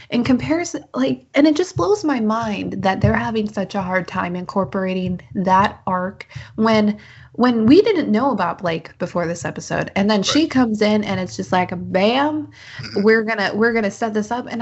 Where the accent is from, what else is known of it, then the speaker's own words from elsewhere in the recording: United States; I'm an American.